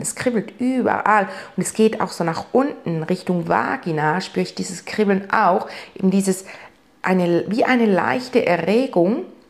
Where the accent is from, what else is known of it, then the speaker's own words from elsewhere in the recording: Switzerland; bei uns in der Schweiz